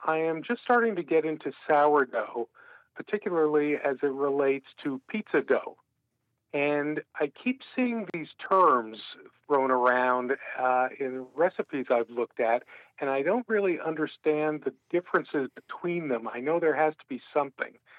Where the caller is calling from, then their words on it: Albany, New York, United States; I'm calling from Albany, New York.